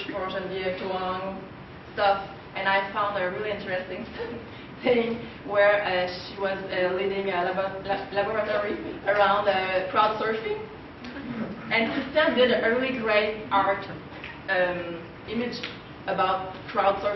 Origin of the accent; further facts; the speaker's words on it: Terrebonne, Quebec, Canada; I grew up in Terrebonne, where a lot of trees and a river.